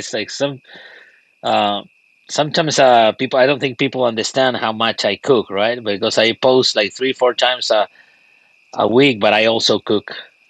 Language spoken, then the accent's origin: English; Argentina; moved away as an adult; now in United States; Well, I live all my life, actually, in Argentina.